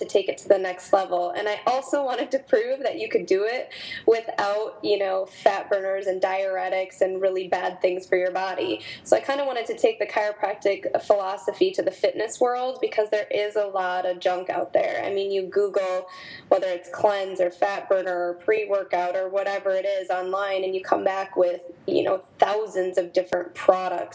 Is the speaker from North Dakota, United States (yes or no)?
yes; North Dakota, United States; moved away as an adult; also born or lived in Minneapolis; my hometown in North Dakota